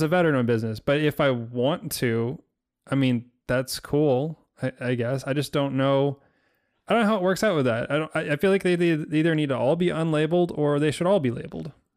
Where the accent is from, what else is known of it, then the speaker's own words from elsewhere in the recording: United States; as American